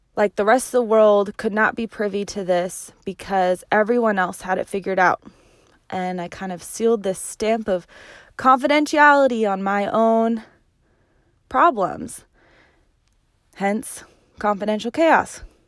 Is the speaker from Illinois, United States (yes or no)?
no; Medford, Oregon, United States; also born or lived in Hot Springs, Arkansas; I am from Medford, Oregon. I was born and raised right here in the Rogue Valley.